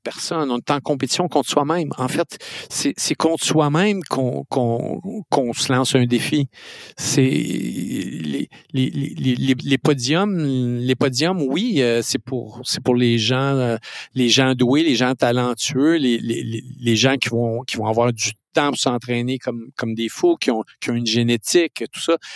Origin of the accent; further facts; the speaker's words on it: Lac-Mégantic, Quebec, Canada; je suis né à Mégantic